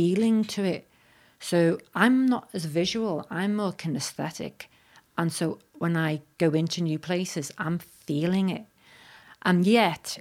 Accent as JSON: {"language": "English", "town": "Liverpool", "region": "North West England", "country": "United Kingdom", "said": "I'm originally from Liverpool"}